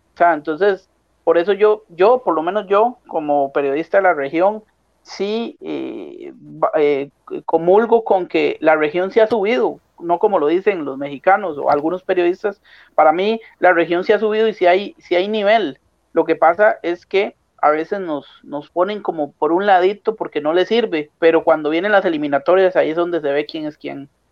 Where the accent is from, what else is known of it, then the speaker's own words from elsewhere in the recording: Costa Rica; siendo costarricense